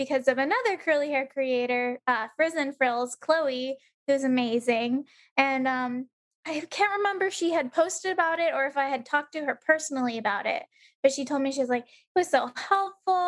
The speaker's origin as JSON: {"language": "English", "town": "San Diego", "region": "California", "country": "United States", "tie": "born or raised there", "moved": "as an adult", "lives_now": "Omaha, United States", "said": "my hometown, San Diego"}